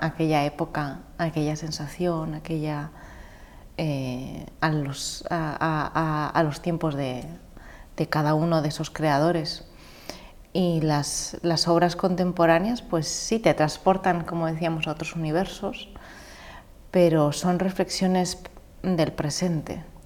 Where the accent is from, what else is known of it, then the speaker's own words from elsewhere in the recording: Madrid, Community of Madrid, Spain; moved away as an adult; also born or lived in Pozuelo de Alarcón / Valencia; yo soy madrileña. Eh, mi padre es peruano